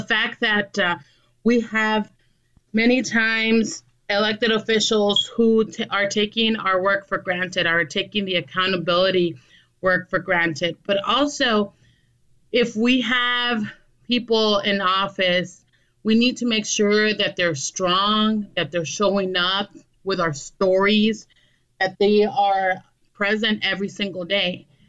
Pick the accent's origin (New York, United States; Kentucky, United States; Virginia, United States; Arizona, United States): Arizona, United States; Douglas; also born or lived in Agua Prieta, Sonora, Mexico; now in Phoenix, United States; I'm originally from southern Arizona, from a border town, uh, Douglas and Agua Prieta. I was born in Douglas, raised between the two cities.